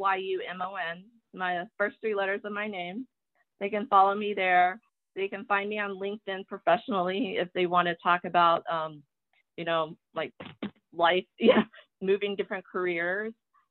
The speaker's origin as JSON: {"language": "English", "country": "Taiwan", "tie": "born there", "said": "when I tell people I was born in Taiwan, they're like, oh, well, you don't have an accent. I'm like, well, of course, I didn't learn English from my parents."}